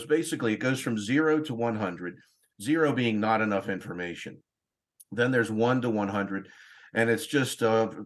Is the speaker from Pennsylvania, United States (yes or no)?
yes; Newtown, Pennsylvania, United States; moved away; I'm from Newtown, Pennsylvania, originally. And I went to a high school called Council Rock